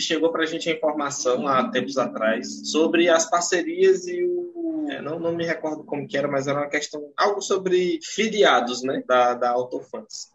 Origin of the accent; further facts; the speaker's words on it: Tocantins, Brazil; Aqui no norte, eu sou do estado de Tocantins